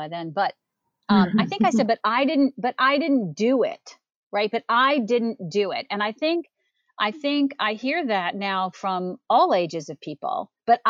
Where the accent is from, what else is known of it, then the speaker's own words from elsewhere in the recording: Arlington, Virginia, United States; I grew up in the Washington, D.C. area in Arlington, Virginia.